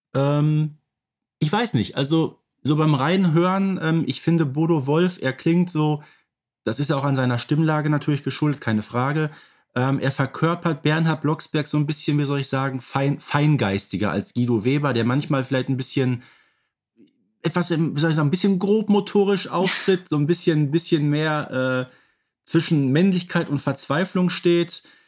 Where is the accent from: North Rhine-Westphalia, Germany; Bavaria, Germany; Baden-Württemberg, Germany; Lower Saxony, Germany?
North Rhine-Westphalia, Germany; Ruhr area; ich, der aus dem Ruhrgebiet kommt